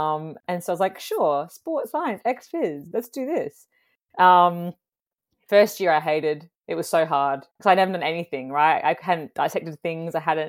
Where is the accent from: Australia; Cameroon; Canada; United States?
Australia; Fremantle, Western Australia; born there; So I was born in Fremantle.